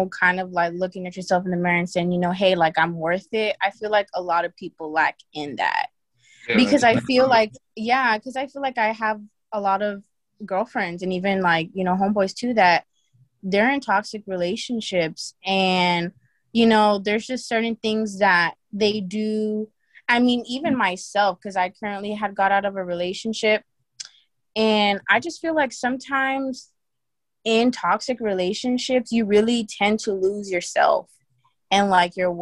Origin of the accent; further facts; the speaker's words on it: the Rio Grande Valley, Texas, United States; moved away as an adult; now in San Antonio, United States; I'm from the Valley, the RGV